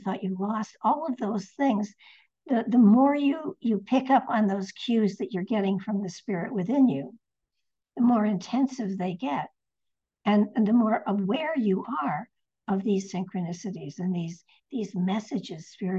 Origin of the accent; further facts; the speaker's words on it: Connecticut, United States; now in Nashville, United States; When I moved here to Nashville, I came from Connecticut, which is very much north, very much northern.